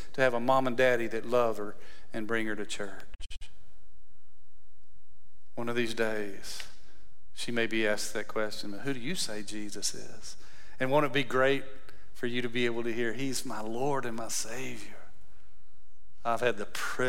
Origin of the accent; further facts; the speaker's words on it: West Texas, United States; I grew up in West Texas, so cows, when they go to the tank, we call them tanks instead of ponds.